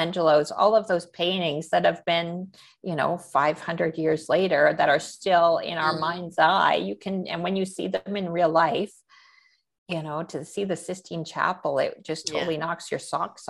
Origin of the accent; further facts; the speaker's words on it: Canada; I am a Canadian painter